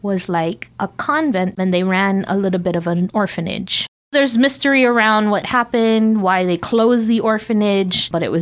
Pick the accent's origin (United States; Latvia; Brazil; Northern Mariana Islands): Northern Mariana Islands; I was born in Saipan. I'm Saipanese by birth.